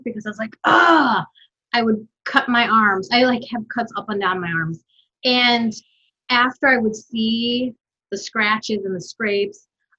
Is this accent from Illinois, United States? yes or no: yes; Chicago, Illinois, United States; I grew up in Chicago here. When I moved to the States when I was 5